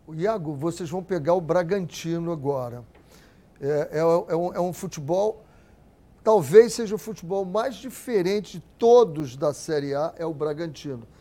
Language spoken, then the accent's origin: Portuguese; Rio de Janeiro, Brazil; eu sou de Cavalcante